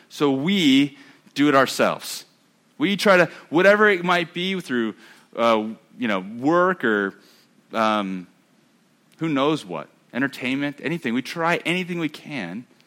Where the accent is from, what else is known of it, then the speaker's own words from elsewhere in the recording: United States; I'm American